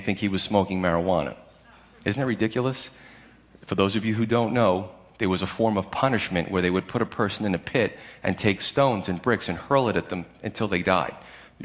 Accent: United States; as American Christians

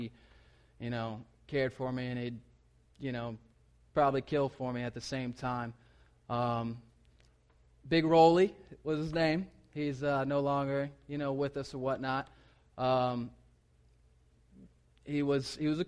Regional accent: South Carolina, United States; moved away; I'm from South Carolina

